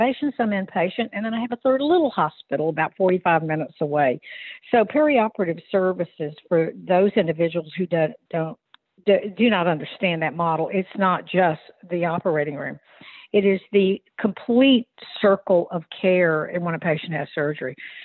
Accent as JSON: {"language": "English", "town": "Virginia Beach", "region": "Virginia", "country": "United States", "said": "I'm from Virginia Beach."}